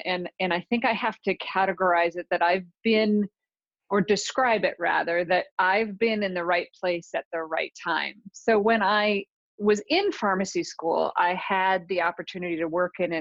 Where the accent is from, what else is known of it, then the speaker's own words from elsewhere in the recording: Sioux City, Iowa, United States; moved away; I am from Sioux City, Iowa, which is the northwest corner of Iowa, right next to South Dakota and Nebraska